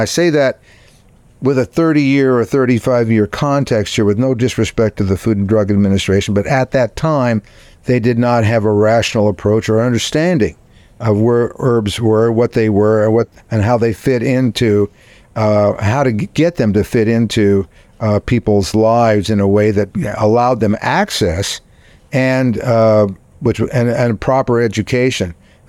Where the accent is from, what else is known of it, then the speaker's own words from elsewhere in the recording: Texas, United States; as a Texan, based on my limited British history.